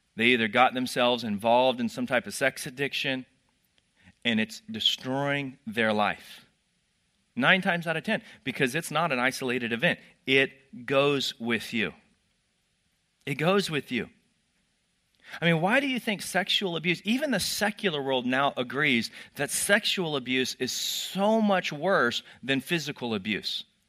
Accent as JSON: {"language": "English", "region": "Texas", "country": "United States", "tie": "born or raised there", "said": "I grew up in Texas"}